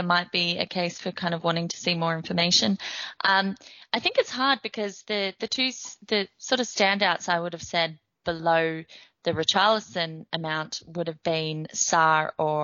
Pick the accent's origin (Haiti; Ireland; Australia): Australia; I'm from Australia